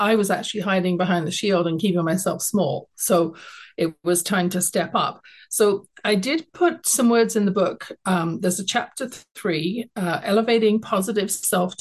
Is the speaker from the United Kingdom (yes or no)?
yes; London, United Kingdom; now in Calgary, Canada; I was born in London, England. I grew up there.